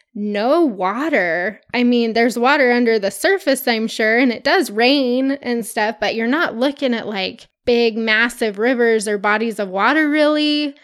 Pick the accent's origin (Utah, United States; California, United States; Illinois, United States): Utah, United States; we're from Utah. We're surrounded by mountains